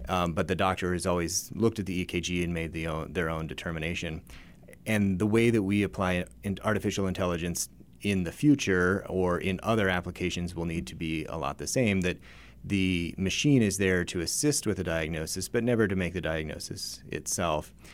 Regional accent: Reno, Nevada, United States; moved away as an adult; also born or lived in Memphis, Tennessee; I grew up in the Reno, Nevada area

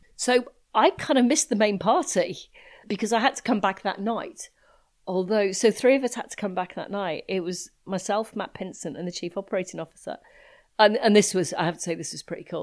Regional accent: United Kingdom; being British

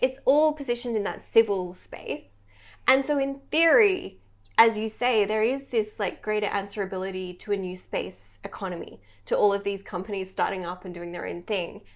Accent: Australia; as an Australian

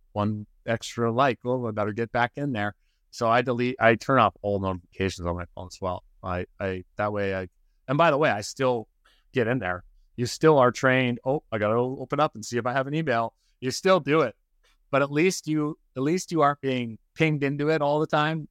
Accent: Canada; moved away as an adult; now in Occidental, United States; I'm, I'm from Canada.

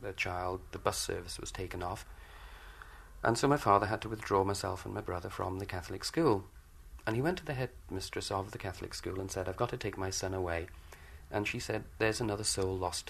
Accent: Wales, United Kingdom; I'm Welsh

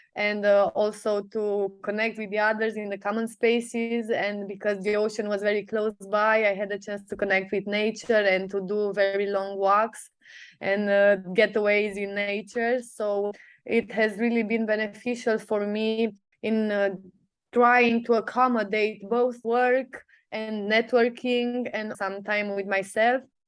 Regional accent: Sibiu, Sibiu County, Romania; I come from Sibiu, Romania

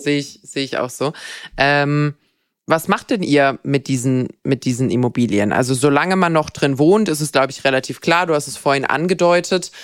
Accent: Bad Wildbad, Baden-Württemberg, Germany; moved away; ich komme ursprünglich auch aus dem Schwarzwald, meine Eltern haben dort ein Haus.

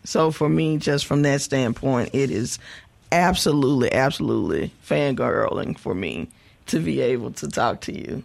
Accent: West Point, Mississippi, United States; I'm from West Point, Mississippi

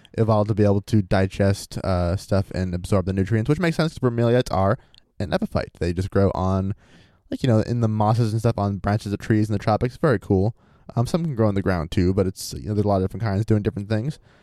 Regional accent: Maine, United States; I'm from Maine.

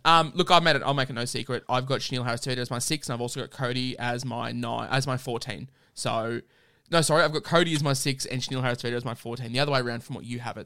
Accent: Queensland, Australia; as a Queenslander myself

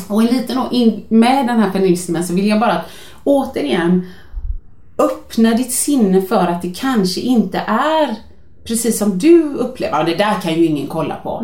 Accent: Gothenburg, Västra Götaland, Sweden; jag är från Göteborg

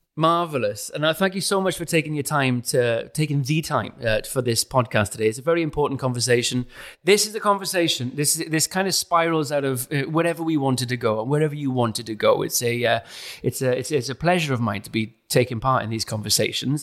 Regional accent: South Wales, United Kingdom; moved away as an adult; now in London, United Kingdom; I'm from South Wales, a working class area, and now I'm in London.

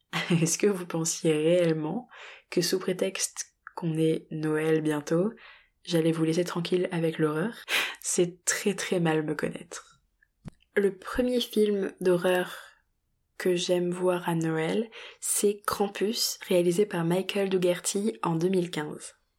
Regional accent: France; chez nous en France

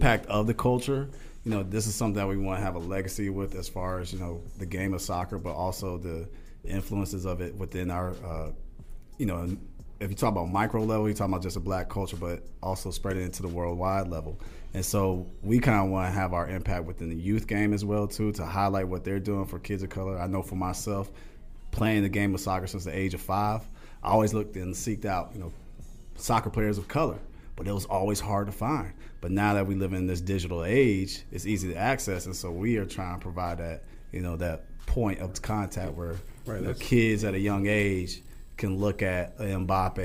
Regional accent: Atlanta, Georgia, United States; I grew up here in Atlanta, and football's a way of life

